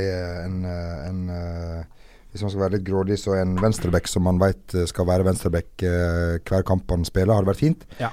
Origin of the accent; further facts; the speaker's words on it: Norway; moved away; opp ifra Steinura, der jeg kommer fra